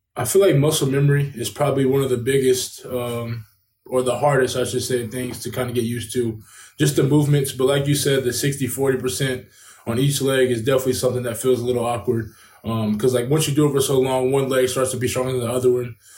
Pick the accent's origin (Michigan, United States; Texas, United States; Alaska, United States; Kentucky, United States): Kentucky, United States; back here in my hometown of Kentucky